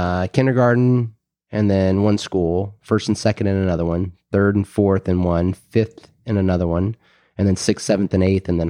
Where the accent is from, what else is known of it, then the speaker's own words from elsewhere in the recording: Tyler, Texas, United States; born there; So we were actually talking about this a little earlier. I was actually born in Tyler, Texas.